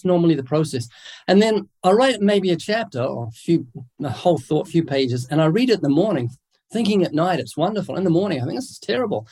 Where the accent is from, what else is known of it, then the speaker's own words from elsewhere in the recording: New Zealand; accent: New Zealand; moved away as an adult; now in United States; I'm originally from New Zealand. That's what the accent is. I was born there twice, came to the US about 33 years ago